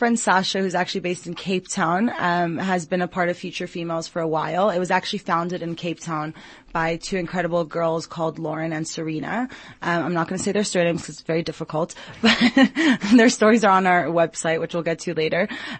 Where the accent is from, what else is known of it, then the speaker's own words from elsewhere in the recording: Jerusalem, Jerusalem District, Israel; also born or lived in Long Island; now in South Africa; So I was born in Long Island, New York, grew up in Jerusalem, Israel, and then ended up in South Africa, actually through study.